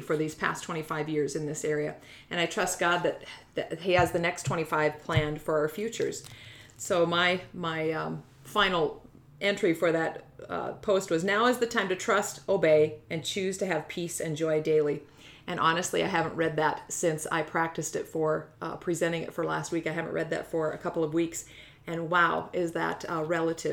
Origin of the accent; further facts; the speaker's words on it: North Dakota, United States; moved away as an adult; now in South Dakota, United States; I'm from North Dakota originally